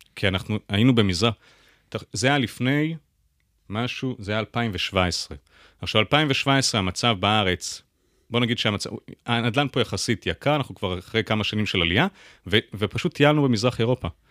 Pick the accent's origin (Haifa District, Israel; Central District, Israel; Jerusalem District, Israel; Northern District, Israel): Jerusalem District, Israel; Jerusalem; now in Tel Aviv, Israel; אני ירושלמי במקור